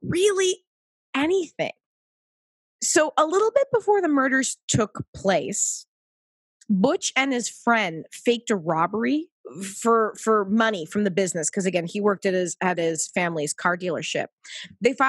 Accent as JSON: {"language": "English", "region": "Pacific Northwest", "country": "United States", "tie": "born or raised there", "also_born_or_lived": "East Coast, United States", "moved": "yes", "said": "I lived back east for a decade. I consider myself in some form a little bit of a New Yorker, but I was born in the Pacific Northwest"}